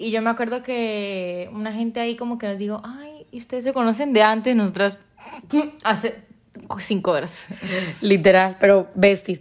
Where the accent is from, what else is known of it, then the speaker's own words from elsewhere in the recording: Ocaña, Norte de Santander, Colombia; soy de Ocaña, norte de Santander